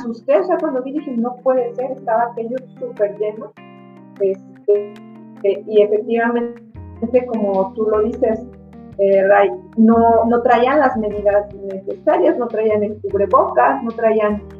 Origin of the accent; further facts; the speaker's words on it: Michoacán, Mexico; como ciudadanos, como mexicanos inteligentes, como michoacanos inteligentes